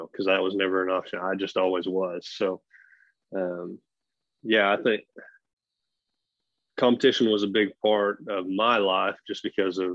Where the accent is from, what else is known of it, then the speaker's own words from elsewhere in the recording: Broken Arrow, Oklahoma, United States; I grew up in Broken Arrow